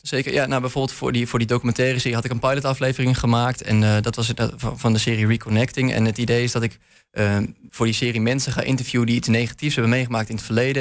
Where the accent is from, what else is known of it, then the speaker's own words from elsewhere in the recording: Leeuwarden, Friesland, Netherlands; moved away as an adult; now in Enschede, Netherlands; Ik kwam oorspronkelijk uit Leeuwarden